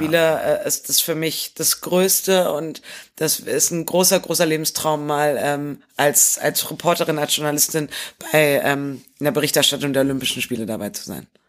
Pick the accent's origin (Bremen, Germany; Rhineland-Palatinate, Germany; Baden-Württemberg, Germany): Bremen, Germany; als gebürtige Bremerin